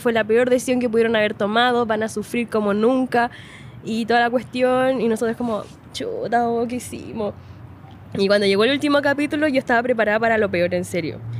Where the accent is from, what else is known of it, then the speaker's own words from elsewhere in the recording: Linares, Maule, Chile; moved away as an adult; now in Santiago, Chile; yo soy de Linares, po. O sea, miren, yo nací en Santiago, en la comuna de Providencia. Y después me fui a vivir a Linares porque mi padre es de allá